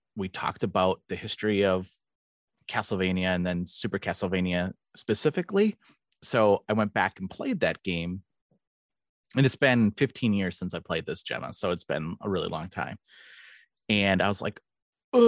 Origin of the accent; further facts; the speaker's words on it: Wisconsin, United States; I'm from Wisconsin, actually, in the United States